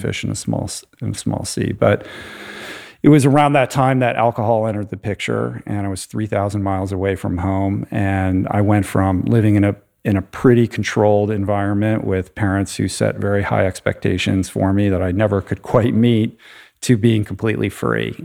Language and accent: English; Washington, District of Columbia, United States; I grew up in the Washington, D C area